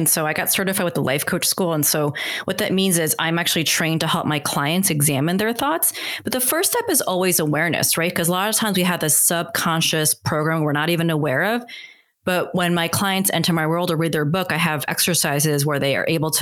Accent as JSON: {"language": "English", "country": "United States", "said": "I'm Korean American."}